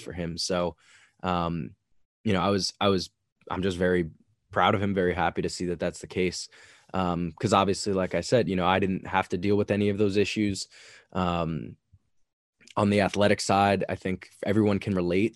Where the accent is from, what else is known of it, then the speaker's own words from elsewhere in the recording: Long Island, New York, United States; I grew up in a suburban part of New York. I grew up in Long Island, so I was not in the city